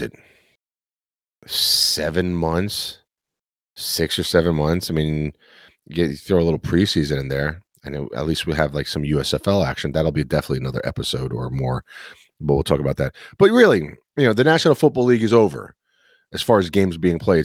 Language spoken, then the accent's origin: English; New York City, New York, United States; this kid from Queens, born and raised in New York City